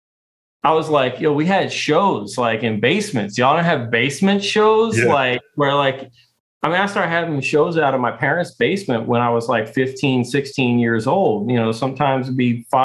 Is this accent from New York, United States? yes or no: no; Baltimore, Maryland, United States; growing up in Baltimore